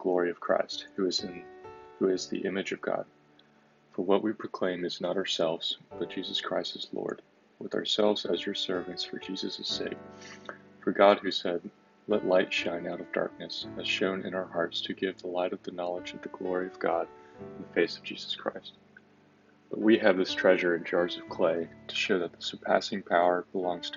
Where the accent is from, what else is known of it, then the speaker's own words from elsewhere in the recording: Austin, Texas, United States; I'm a senior from Austin, Texas